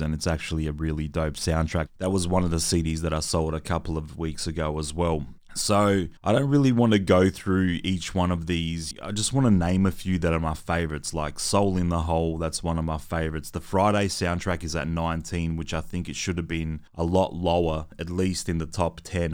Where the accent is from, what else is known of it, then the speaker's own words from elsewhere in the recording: Adelaide, South Australia, Australia; me growing up in Adelaide in the nineties